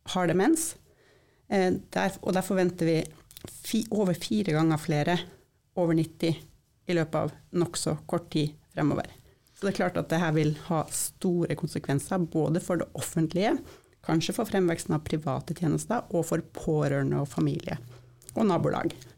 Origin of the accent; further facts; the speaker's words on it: Sør-Varanger Municipality, Finnmark, Norway; moved away as an adult; jeg er født og oppvokst i Sør-Varanger kommune